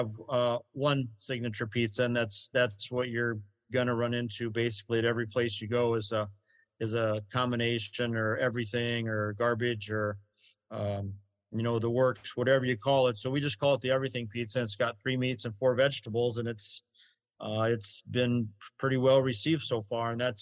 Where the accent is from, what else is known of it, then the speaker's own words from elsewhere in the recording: Iowa, United States; moved away; we're from Iowa